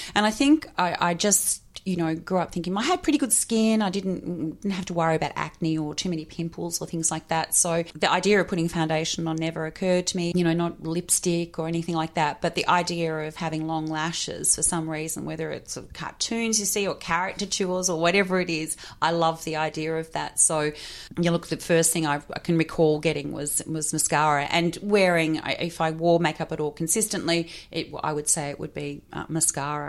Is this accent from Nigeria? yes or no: no; Hawthorn, Victoria, Australia; I grew up in Hawthorn.